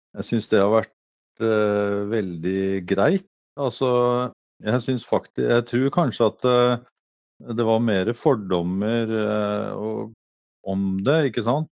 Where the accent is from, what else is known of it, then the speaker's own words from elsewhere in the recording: Eastern Norway, Norway; accent: Eastern Norwegian; moved away as an adult; now in Norheimsund, Norway; er jo østlending og har ikke lagt om dialekta mi